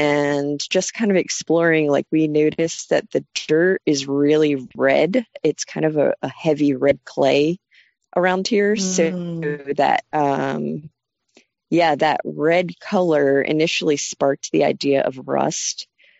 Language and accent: English; Phoenixville, Pennsylvania, United States; moved away as an adult; now in North Carolina, United States; My husband and I moved down here from Phoenixville, Pennsylvania, which is just outside of Philadelphia, in 2015. Before starting the farm, I moved around a lot in the U.S. and other countries, but I am originally from Phoenixville, Pennsylvania.